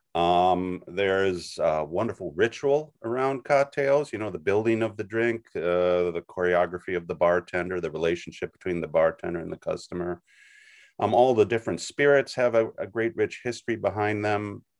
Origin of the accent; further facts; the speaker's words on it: Wisconsin, United States; moved away as an adult; now in New York, United States; I'm originally from Wisconsin. I've lived in New York about thirty years